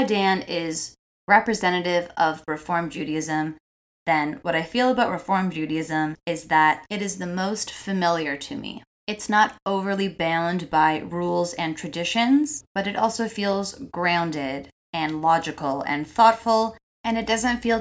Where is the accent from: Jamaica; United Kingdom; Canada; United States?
Canada; Toronto, Ontario; I'm third generation Torontonian, and I have so many roots here.